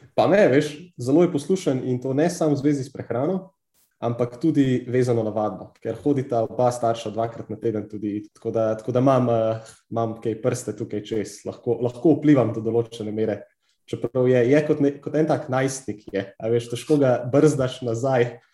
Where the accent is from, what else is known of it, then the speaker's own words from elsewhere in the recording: Slovenia; Slovenci smo kar precej znani po teh takaških preizkušnjah